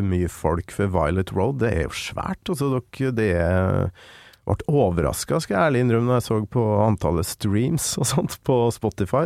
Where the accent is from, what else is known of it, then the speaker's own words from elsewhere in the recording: Kolvereid, Trøndelag, Norway; jeg er jo fra Kolvereid